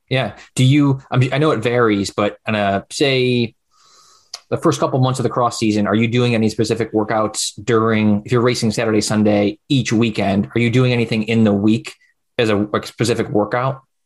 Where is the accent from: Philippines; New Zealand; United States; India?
United States; Utica, New York; I'm from Utica